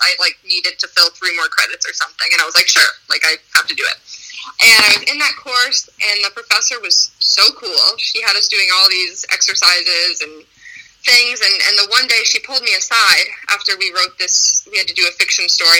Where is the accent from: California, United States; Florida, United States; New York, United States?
New York, United States; Albany; I grew up here in Albany, and I went to St. Pius for elementary and middle school